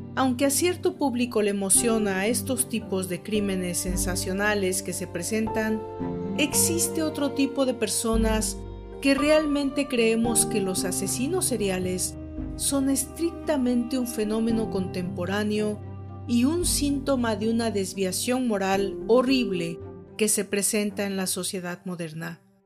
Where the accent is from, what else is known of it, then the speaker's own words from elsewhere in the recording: Mexico; En México, mi país de origen